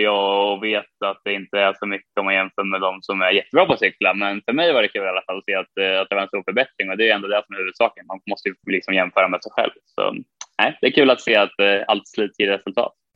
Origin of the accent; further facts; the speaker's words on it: Sweden; moved away as an adult; hemma i Sverige